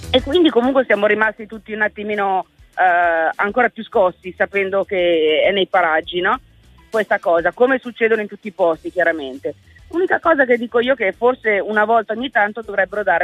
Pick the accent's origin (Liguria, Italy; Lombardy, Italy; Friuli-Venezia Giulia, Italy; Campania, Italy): Lombardy, Italy; Paderno Dugnano; Niente, eh, io sono di Paderno Dugnano, quindi questa cosa qua mi ha, tra virgolette, scosso un attimino di più